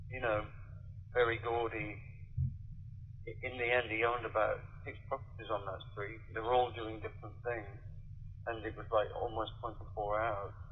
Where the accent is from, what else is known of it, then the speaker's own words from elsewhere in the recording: Wigan, North West England, United Kingdom; one of the big clubs was in my hometown in Wigan